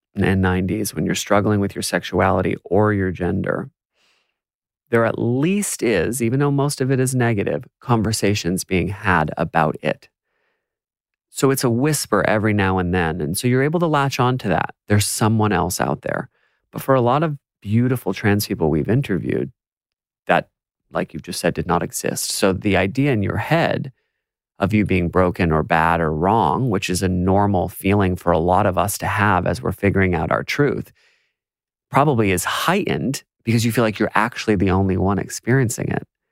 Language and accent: English; United States; now in Australia; as an American